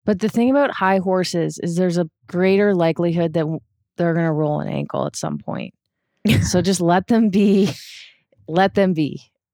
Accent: Canada; where I grew up in Canada

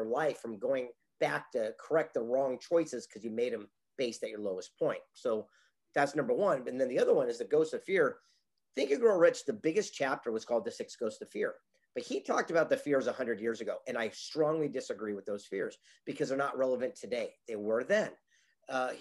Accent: San Diego, California, United States; I grew up here in the mean streets of San Diego, California, on the beach in Del Mar

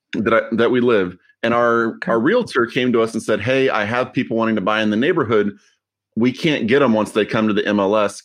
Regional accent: Austin, Texas, United States; also born or lived in Houston; I grew up mostly in Austin and then I lived in Houston

